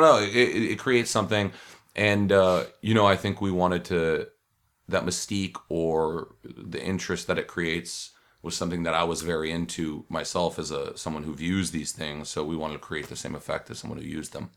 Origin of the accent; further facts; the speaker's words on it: Los Angeles, California, United States; I'm from Los Angeles, from Hollywood.